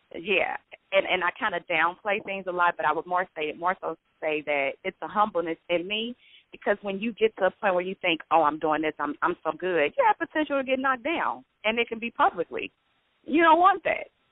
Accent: Chicago, Illinois, United States; I'm from Chicago

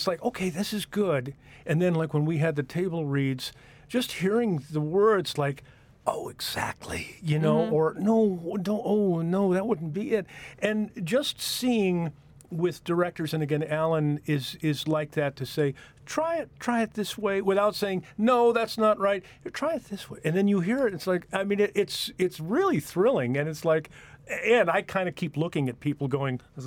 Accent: Detroit, Michigan, United States; now in Pittsburgh, United States; I'm from Detroit originally

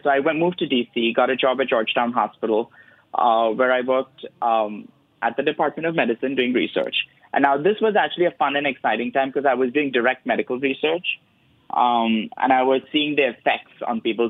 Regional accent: Mumbai, Maharashtra, India; born or raised there; moved away

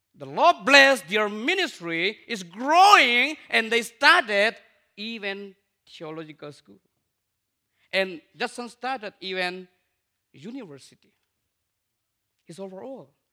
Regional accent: Myanmar; also born or lived in India; I'm from Burma

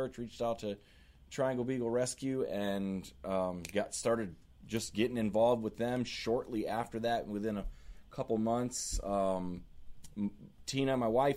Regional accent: Syracuse, New York, United States; now in Raleigh, United States; Born and bred, Syracuse, New York. Mm. Moved here in 93

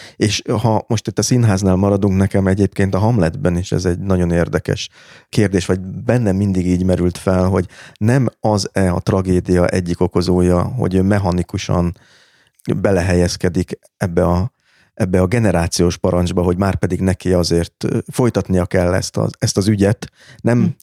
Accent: Budapest, Hungary; Budapesten született magyarnak

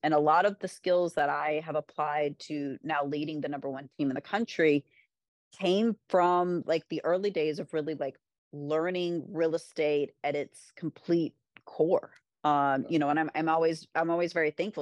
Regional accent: Kentucky, United States; also born or lived in Florida; now in New York, United States; I'm from Kentucky

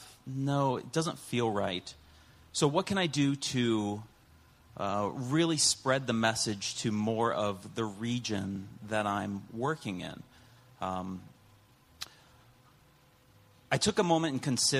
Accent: Ohio, United States; I'm from Ohio

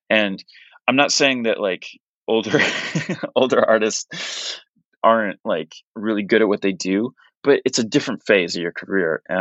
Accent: Portugal; English is a second language; when I was when I was really young and and growing up in Portugal and you know kind of I kind of alluded to this like where I didn't have access to music

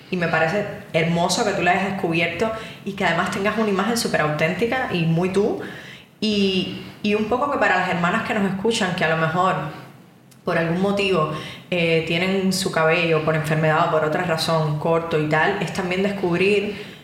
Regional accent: Cuba; moved away; Yo que vengo de Cuba

